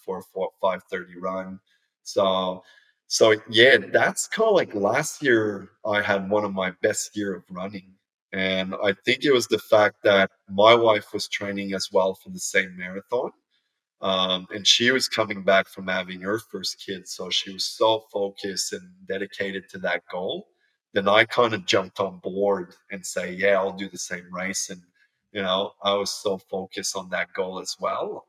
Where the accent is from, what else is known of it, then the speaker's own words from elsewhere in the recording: Canada; moved away as an adult; now in Australia; growing up in Canada